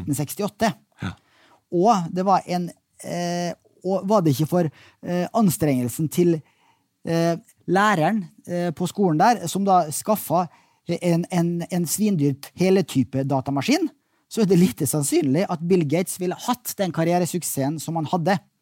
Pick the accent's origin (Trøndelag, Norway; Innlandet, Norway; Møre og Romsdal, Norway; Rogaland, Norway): Møre og Romsdal, Norway; Molde; kom fra hjembyen min, Molde